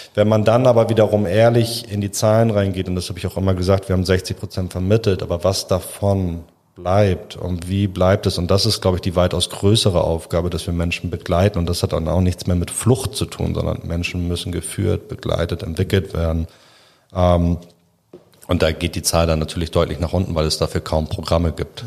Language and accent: German; Hamburg, Germany; Ich komme aus Müllmannsberg, ähm, ist ein sozialer Brennpunkt, war vielleicht ein sozialer Brennpunkt